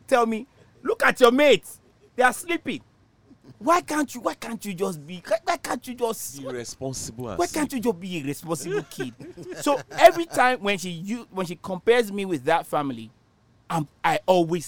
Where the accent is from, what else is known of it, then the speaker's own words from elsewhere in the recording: Nigeria; moved away; In Nigeria, when I was growing up in Nigeria